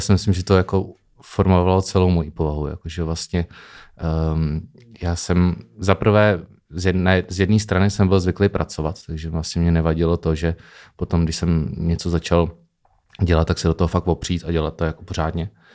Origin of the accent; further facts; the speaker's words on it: Opatovice nad Labem, Pardubice Region, Czechia; also born or lived in Chrudim / Bristol, England / Amsterdam, Netherlands; narodil jsem se v eh, Chrudimi, mm-hmm. ale celý život jsem žil v Opatovicích nad Labem.